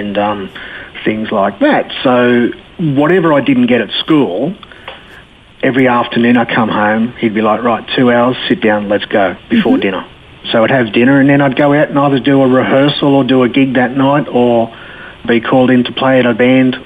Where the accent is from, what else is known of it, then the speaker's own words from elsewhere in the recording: Sydney, New South Wales, Australia; I grew up in Bankstown, Western Sydney